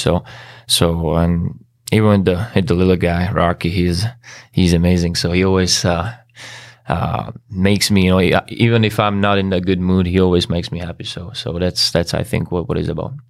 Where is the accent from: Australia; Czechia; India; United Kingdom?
Czechia; English is a second language; moved away as an adult; also born or lived in Switzerland; now in Chicago, United States; like thirty-five minutes from, from my hometown